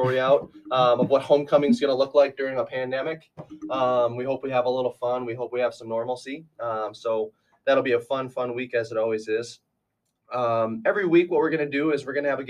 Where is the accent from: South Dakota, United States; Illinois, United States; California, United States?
South Dakota, United States; near Aberdeen; moved away as an adult; now in Sioux Falls, United States; I'm from up there and I came down here to Sioux Falls actually